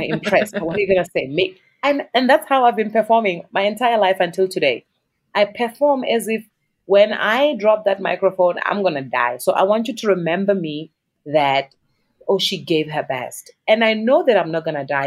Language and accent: English; South Africa; as a South African artist